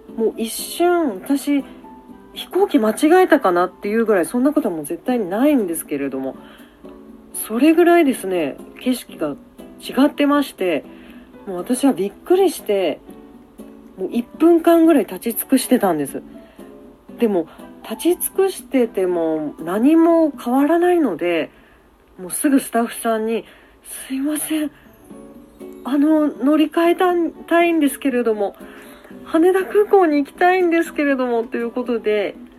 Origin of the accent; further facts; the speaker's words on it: Aso, Kumamoto, Japan; moved away; 私は熊本出身なので